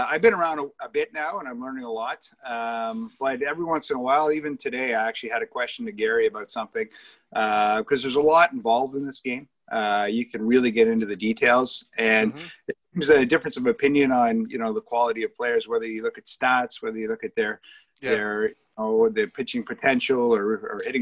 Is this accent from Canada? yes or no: yes; Ottawa, Ontario, Canada; I am born and raised in Ottawa, so Canadian boy